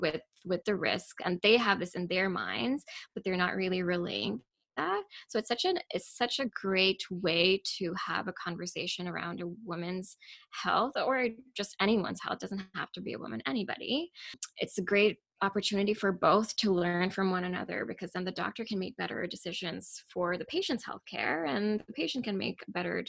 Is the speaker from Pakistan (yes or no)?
yes; Pakistan; moved away; I grew up in Pakistan, and we learned nothing about reproductive or sexual health in elementary